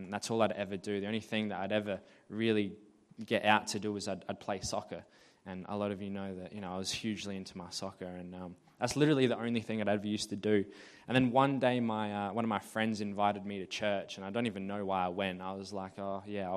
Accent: Murray Bridge, South Australia, Australia; also born or lived in Alice Springs, Northern Territory; I grew up in Alice Springs, and when I was 4 years old, I moved to Murray Bridge

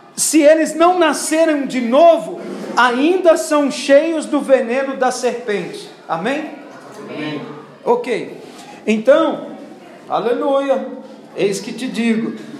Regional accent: Brazil; Eu também nasci com uma identidade brasileira

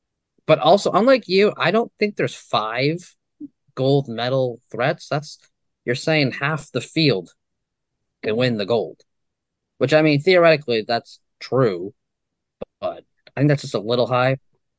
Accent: Canada; Yes, I know I'm Canadian.

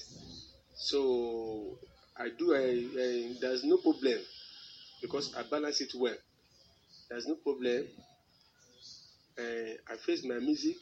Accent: Ekiti, Nigeria; I hail from Ekiti State

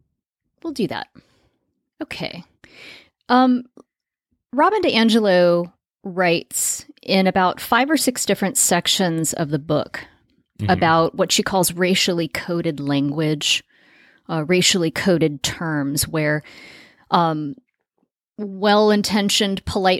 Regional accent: Las Vegas, Nevada, United States; when I was growing up in Las Vegas, I lived in a, you know, lower middle class neighborhood in an area of town that's definitely considered the suburbs.

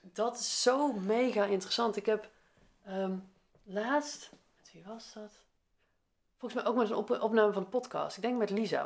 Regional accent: Veldhoven, North Brabant, Netherlands; moved away as an adult; also born or lived in Eindhoven, Netherlands; now in Nijmegen, Netherlands; ik ben opgegroeid in Veldhoven, dat ligt ernaast

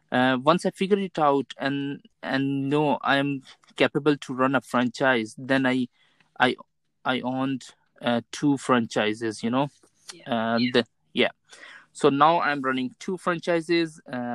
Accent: Karachi, Sindh, Pakistan; moved away as an adult; also born or lived in Malaysia / United Kingdom; now in Connecticut, United States; I have done my schooling from my hometown, Karachi.

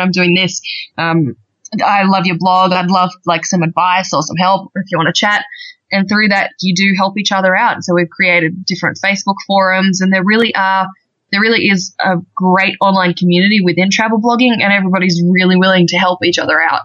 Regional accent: Australia; accent: Australian; I'm actually I'm Australian, as you can probably tell by the accent by now. Um, yeah, so I'm from Australia.

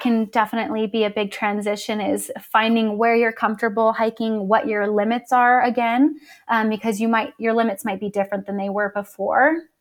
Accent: Las Vegas, Nevada, United States; moved away as an adult; now in Utah, United States; I'm originally from Las Vegas. And then when I was eighteen, I moved out to Utah for college.

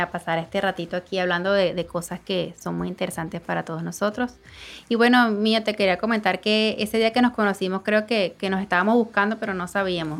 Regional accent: Venezuela; moved away as an adult; now in Dominican Republic; soy venezolana, pero tengo más de cuatro años aquí en República Dominicana

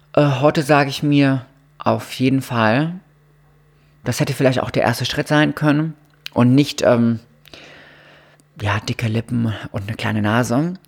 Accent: Mannheim area, Baden-Württemberg, Germany; now in Cologne, Germany; ich komme da aus der Gegend

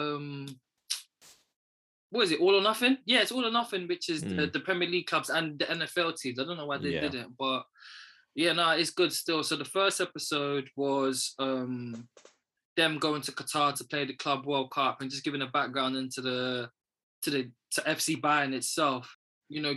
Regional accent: London, United Kingdom; I'm from Northwest, but where I was, growing up, it was active as well

